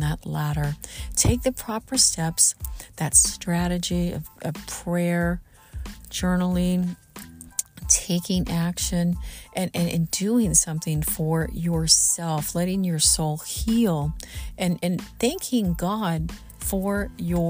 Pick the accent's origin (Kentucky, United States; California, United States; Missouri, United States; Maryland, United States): Missouri, United States; Southern; moved away; also born or lived in Los Angeles; I'm from Southern Missouri. I grew up in the Midwest, in Southern Missouri